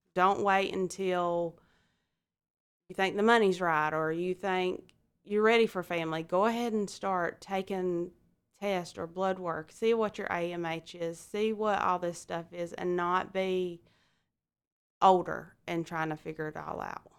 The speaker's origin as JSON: {"language": "English", "town": "Alma", "region": "Georgia", "country": "United States", "said": "I'm from Alma, Georgia."}